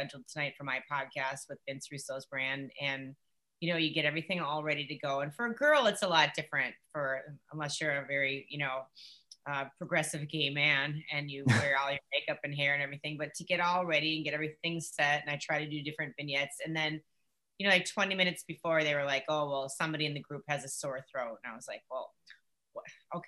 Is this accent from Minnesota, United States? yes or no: yes; Minneapolis, Minnesota, United States; moved away as an adult; now in Nashville, United States; I was from Minneapolis, St. Paul, where there's a lot of really great people coming out